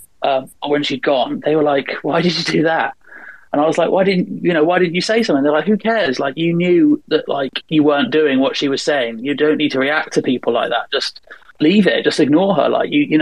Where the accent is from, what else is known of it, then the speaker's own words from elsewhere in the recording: England, United Kingdom; these sort of 19-year-old, 20-year-olds I was used to from England